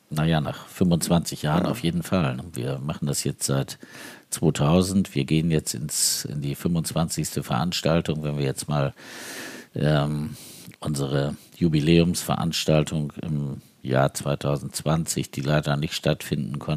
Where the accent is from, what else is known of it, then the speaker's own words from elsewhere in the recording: Uthlede, Lower Saxony, Germany; ich komme aus Udlede, wir können